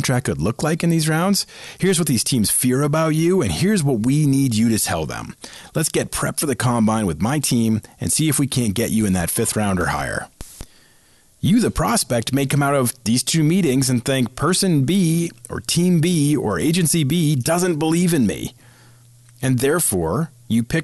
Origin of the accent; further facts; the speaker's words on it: Boston, Massachusetts, United States; I'm from Boston